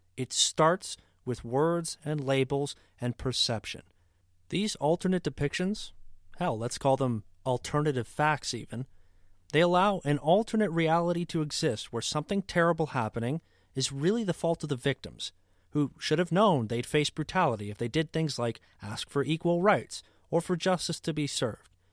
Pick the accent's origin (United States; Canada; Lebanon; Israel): Canada; As a Canadian